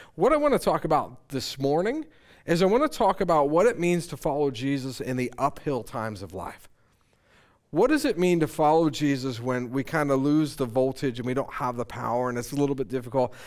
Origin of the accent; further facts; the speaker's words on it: Conestoga area, Pennsylvania, United States; I grew up in the Conestoga area